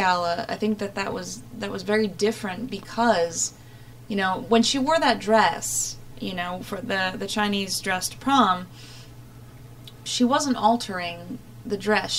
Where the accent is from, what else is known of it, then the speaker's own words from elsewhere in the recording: Ireland; Thankfully, I am Irish. You know, I was blessed with that, unlike my Scotsman friend here.